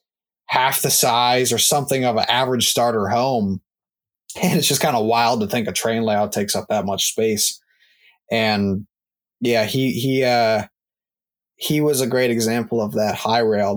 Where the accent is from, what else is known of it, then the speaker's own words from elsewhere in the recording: Maryland, United States; I'm from Maryland